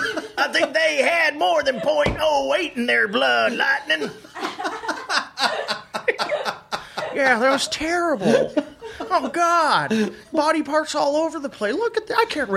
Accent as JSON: {"language": "English", "region": "California", "country": "United States", "tie": "born or raised there", "said": "I grew up in Southern California, Disneyland, minimum twice a year growing up."}